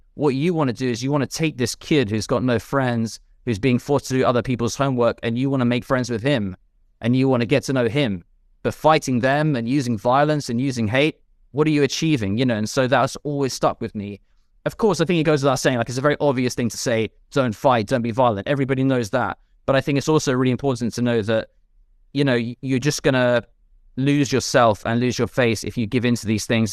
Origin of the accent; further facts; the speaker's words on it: London, United Kingdom; I grew up in London